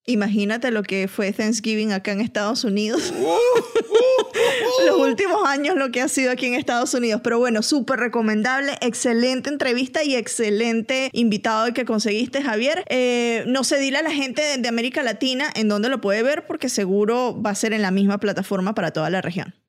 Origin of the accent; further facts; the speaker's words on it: Venezuela; now in Atlanta, United States; de Venezuela, pero en Atlanta